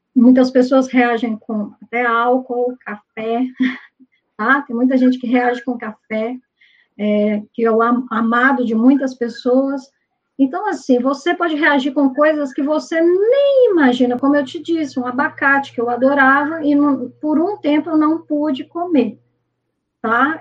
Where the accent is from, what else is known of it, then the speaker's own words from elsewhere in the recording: Minas Gerais, Brazil; eu sou mineira